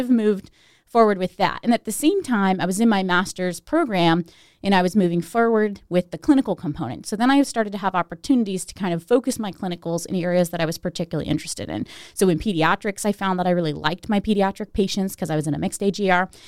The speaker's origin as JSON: {"language": "English", "town": "Steubenville", "region": "Ohio", "country": "United States", "tie": "born or raised there", "said": "I was born in Steubenville, but I grew up outside of Steubenville"}